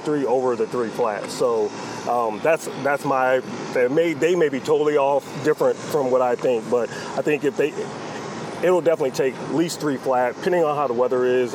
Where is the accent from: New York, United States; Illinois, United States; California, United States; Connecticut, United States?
New York, United States; Rochester; born or raised there; moved away